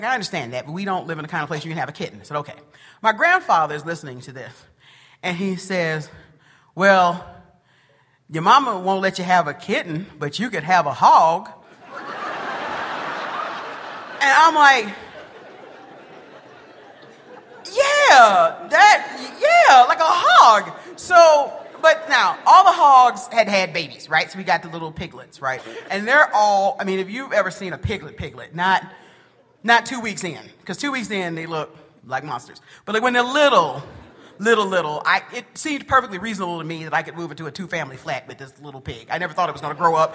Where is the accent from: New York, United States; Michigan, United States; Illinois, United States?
Michigan, United States; Detroit; also born or lived in Macon, Georgia; born in Macon, Georgia, and would spend my summers there, and then during the school year, I'd be in Detroit, Michigan